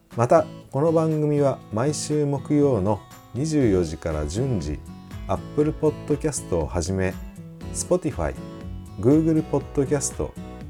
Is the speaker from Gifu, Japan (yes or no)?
no; Kagawa, Japan; moved away; 香川県生まれの…